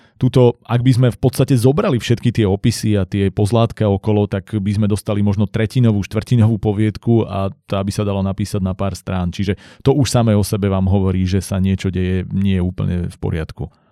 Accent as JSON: {"language": "Slovak", "country": "Slovakia", "said": "u nás v Slovenčine"}